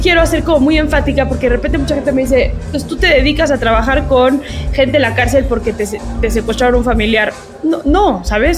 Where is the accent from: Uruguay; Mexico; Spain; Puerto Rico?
Mexico